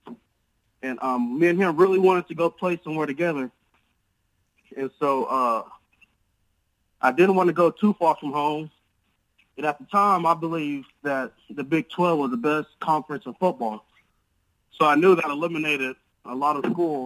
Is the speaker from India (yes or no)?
no; Abilene, Texas, United States; my hometown at Abilene Christian